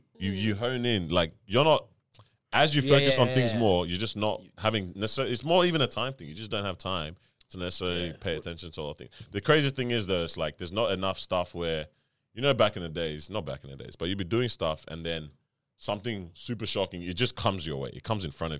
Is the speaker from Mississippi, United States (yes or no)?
yes; Mississippi, United States; I'm from Mississippi.